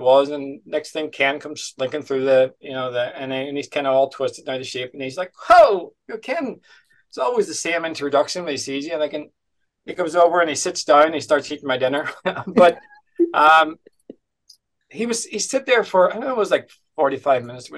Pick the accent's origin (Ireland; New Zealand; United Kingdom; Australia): Ireland; Letterkenny, Ulster; I'm from Letterkenny.